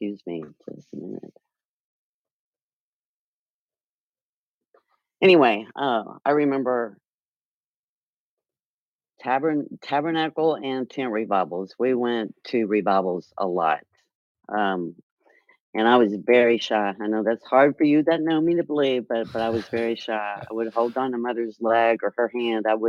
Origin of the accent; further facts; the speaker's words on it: Comanche, Texas, United States; I was born and raised in Comanche, Texas